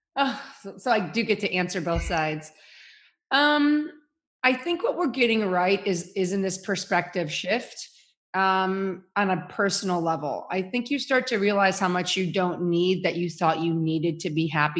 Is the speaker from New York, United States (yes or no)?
no; Chicago, Illinois, United States; moved away as an adult; also born or lived in Kansas; I'm from Chicago, went to school at University of Kansas